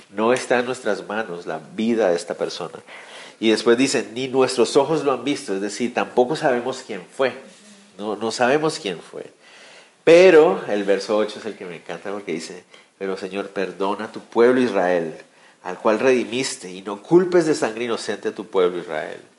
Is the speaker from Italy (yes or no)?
no; Guatemala; No, yo también soy de esos guatemaltecos. Y, ese y todos nosotros aquí en Guatemala